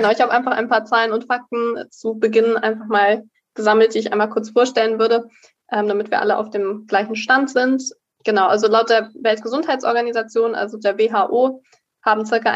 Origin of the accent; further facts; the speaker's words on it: Hamburg, Germany; also born or lived in Berlin; now in Münster, Germany; Und ich komme eigentlich aus Hamburg und Berlin, also beides.